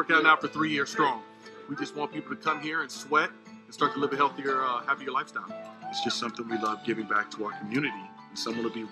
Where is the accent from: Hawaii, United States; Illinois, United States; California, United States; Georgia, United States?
California, United States; Los Angeles; I am born and raised in Southern California. I grew up in this neighborhood, as a matter of fact, right up the street. I've been a police officer in the city of Los Angeles